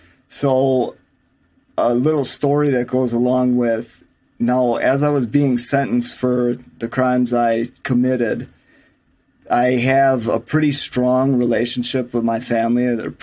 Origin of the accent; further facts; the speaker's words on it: Milwaukee, Wisconsin, United States; I'm from Milwaukee, Wisconsin, if you can't tell from my accent.